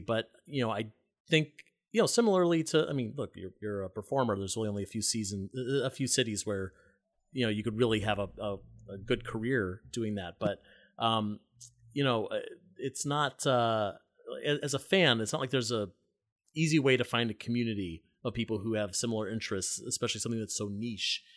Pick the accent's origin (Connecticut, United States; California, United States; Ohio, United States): Ohio, United States; Cleveland Heights; now in New York City, United States; I grew up in Cleveland Heights and South Euclid